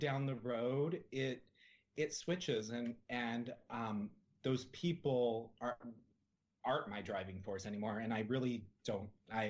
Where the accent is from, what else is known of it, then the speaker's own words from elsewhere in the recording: Salt Lake City, Utah, United States; moved away; I grew up in Salt Lake City, Utah.